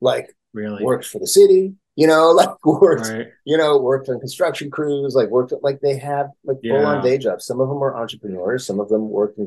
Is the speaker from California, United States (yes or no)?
yes; Fresno, California, United States; I grew up in Fresno, California.